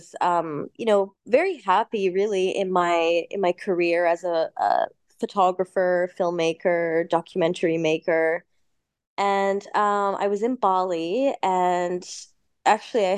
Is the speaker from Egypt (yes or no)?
yes; Cairo, Cairo Governorate, Egypt; moved away; I was actually born in Egypt. So I'm half English, half Egyptian. My mother is Egyptian, father is English. So I spent, you know, a good 10 years of my upbringing in Cairo